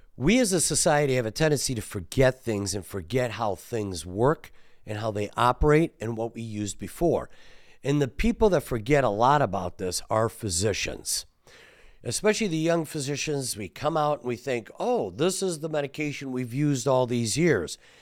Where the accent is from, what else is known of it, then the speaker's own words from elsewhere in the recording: Detroit, Michigan, United States; we're from Detroit